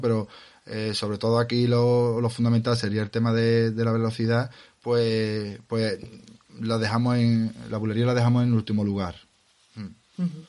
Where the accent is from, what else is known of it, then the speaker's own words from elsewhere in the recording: Andalusia, Spain; salimos de Andalucía